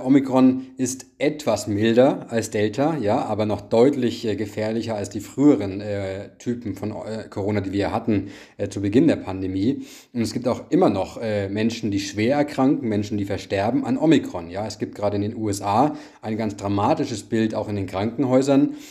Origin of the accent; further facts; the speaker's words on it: Bavaria, Germany; ich komme ja auch selbst aus Bayern